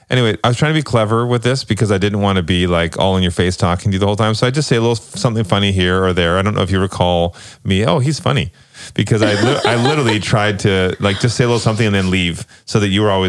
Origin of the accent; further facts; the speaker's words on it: Toronto, Ontario, Canada; I'm from Toronto.